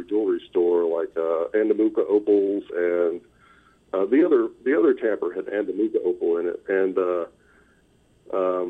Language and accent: English; Huntsville, Hartselle, Decatur area, North Alabama, United States; I grew up in North Alabama, in the Huntsville, Hartsville, Decatur area, on the Tennessee River